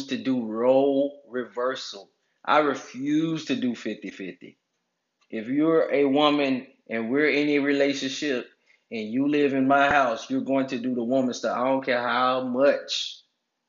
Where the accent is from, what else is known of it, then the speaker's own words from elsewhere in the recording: United States; growing up in America